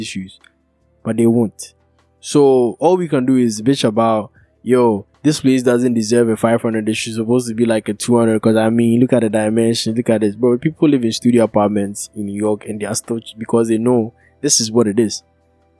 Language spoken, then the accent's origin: English; Kumasi, Ashanti, Ghana; I'm from Kumasi